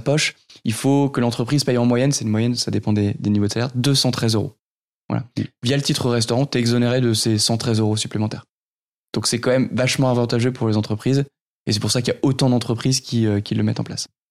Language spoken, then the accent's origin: French; Nord, near Lille, Hauts-de-France, France; je suis issu de, du Nord, pas très loin de, de Lille où j'ai grandi